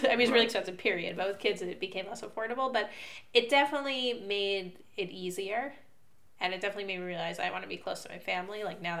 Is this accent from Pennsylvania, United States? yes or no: no; New Jersey, United States; now in Israel; The New York area. I grew up in New Jersey.